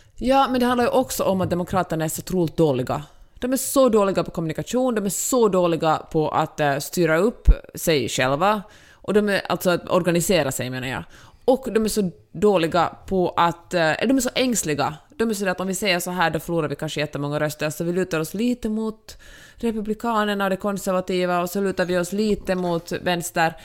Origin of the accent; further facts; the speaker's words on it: Finland; now in Los Angeles, United States; jag är så mycket finländare